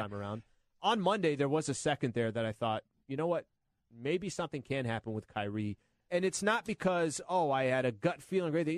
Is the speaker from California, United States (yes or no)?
yes; San Diego, California, United States; now in Los Angeles, United States; I'm from San Diego